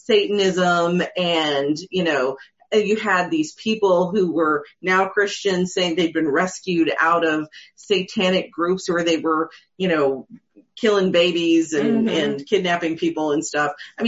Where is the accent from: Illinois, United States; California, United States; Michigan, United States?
Michigan, United States; Caledonia; I remember that in where I grew up in Caledonia, they had a task force.